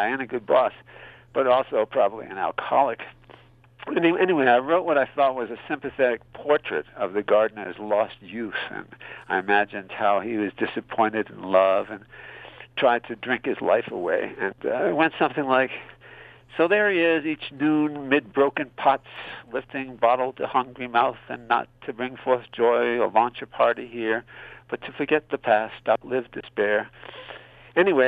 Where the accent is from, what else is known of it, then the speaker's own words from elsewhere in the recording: Newport, Rhode Island, United States; now in Guadalajara, Mexico; I'm from Newport, Rhode Island, small town in southern Rhode Island. Used to be the home of the Atlantic destroyer fleet back in the 50s and early 60s when I was growing up